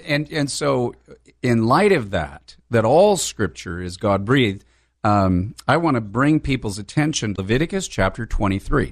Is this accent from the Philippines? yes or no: no; El Cajon, California, United States; I'm a, a local San Diegan. I was born and, born and raised in East County, in El Cajon